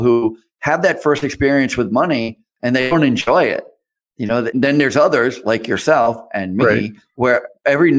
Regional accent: Boston, Massachusetts, United States; I grew up in Boston

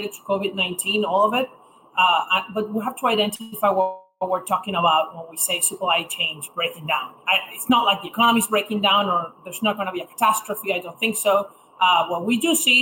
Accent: Venezuela; moved away as an adult; also born or lived in Indiana, United States; now in New York, United States; I'm originally from Venezuela, where I went to high school, left in 2016

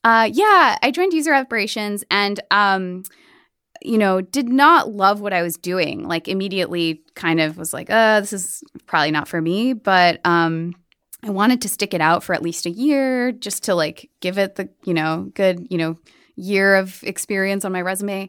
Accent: New Jersey, United States; moved away as an adult; also born or lived in New York City; I grew up in Jersey

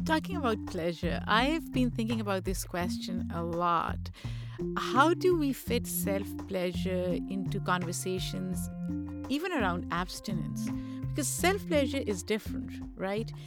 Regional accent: Pakistan; moved away; I grew up in Pakistan

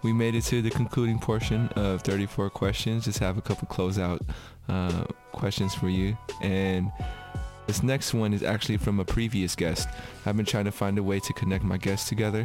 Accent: Bay Area, California, United States; I'm from the Bay Area

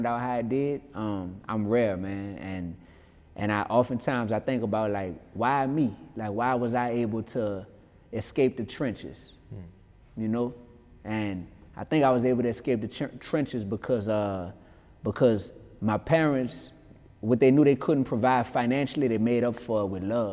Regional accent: New Orleans, Louisiana, United States; I grew up in New Orleans East, you heard me? That's a portion of what we call the Ninth Ward in New Orleans.

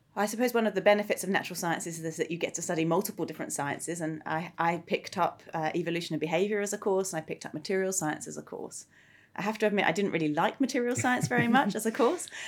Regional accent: Greenwich, London, United Kingdom; growing up in Greenwich

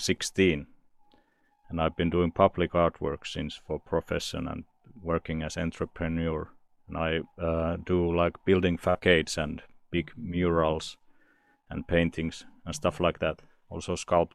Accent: Turku, Southwest Finland, Finland; I'm in my hometown, Turku, Finland.

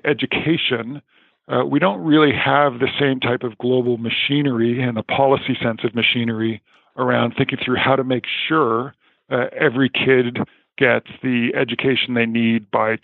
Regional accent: Canada; I'm Canadian

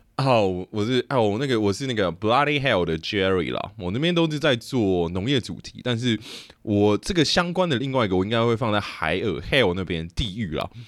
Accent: Yangmei, Taoyuan, Taiwan; also born or lived in Taipei; 我在台北出生的，但是我在桃园长大，我会说 ，我是杨梅人嘛，我不会说我是桃园人，我也不会说我是中立人嘛

